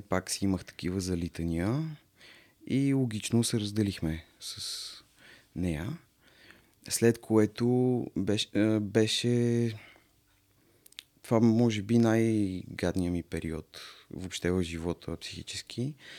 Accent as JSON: {"language": "Bulgarian", "town": "Varna", "region": "Varna Province", "country": "Bulgaria", "moved": "yes", "said": "аз съм принцип от Варна"}